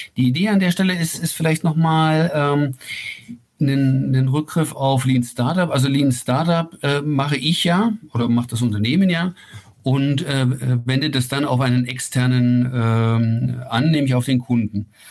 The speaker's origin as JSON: {"language": "German", "town": "Ilmenau", "region": "Thuringia", "country": "Germany", "tie": "born or raised there", "moved": "yes", "lives_now": "near Rosenheim, Germany", "said": "gebürtig komme ich aus Thüringen, das ist ja ganz in deiner Nähe da, äh, aus, aus Ilmenau"}